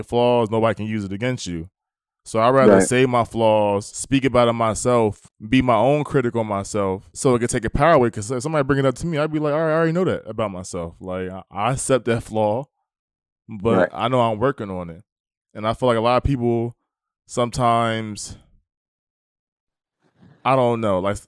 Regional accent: East Coast, United States; now in the South, United States; I'm in the South, like, you know, I'm from the East Coast.

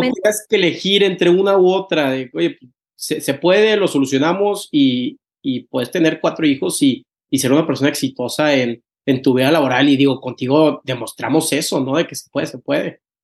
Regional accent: Tampico, Tamaulipas, Mexico; now in Monterrey, Mexico; Al TEC, soy de Tampico

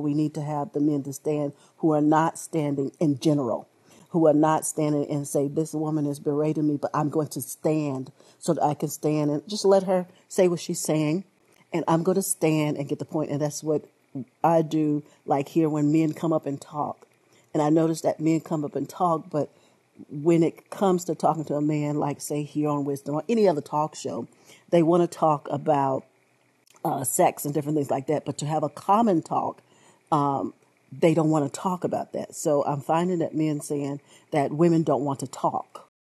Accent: United States; I was born here in America

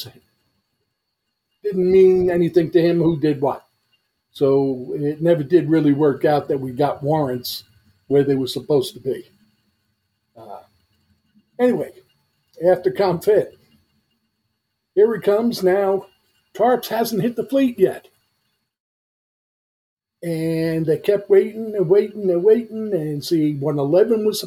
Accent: New York City, New York, United States; I am from Brooklyn, New York.

